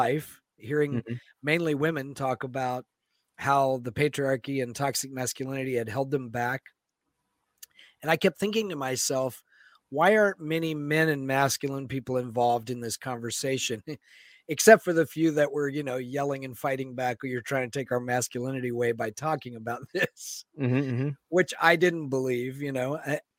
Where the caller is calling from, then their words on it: Seattle, Washington, United States; also born or lived in Florida; Seattle, Washington.